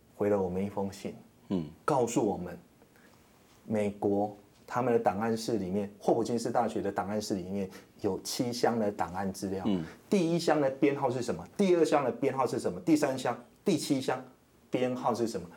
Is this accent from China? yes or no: no; Shuilin, Yunlin County, Taiwan; moved away; 我老家在那个云林县水泥乡